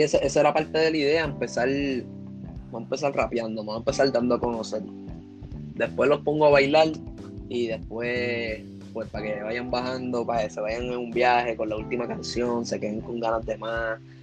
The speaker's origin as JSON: {"language": "Spanish", "country": "Puerto Rico", "said": "yo soy de Puerto Rico"}